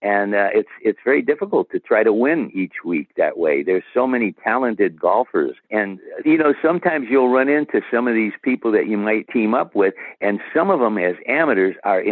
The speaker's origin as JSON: {"language": "English", "town": "Toledo", "region": "Ohio", "country": "United States", "tie": "born or raised there", "said": "I hosted a LPGA tournament for over 30 years in my hometown of Toledo, Ohio"}